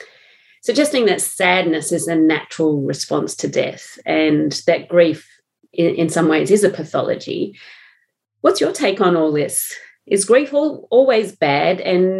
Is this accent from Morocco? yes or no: no; Australia; moved away as an adult; now in New Zealand; I've always said traumatic as an Australian, but I know the pronunciation is traumatic.